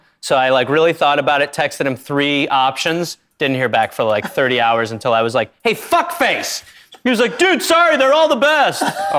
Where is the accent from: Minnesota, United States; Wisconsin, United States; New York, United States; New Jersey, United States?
Wisconsin, United States; Milwaukee; Wisconsin, Milwaukee, Wisconsin.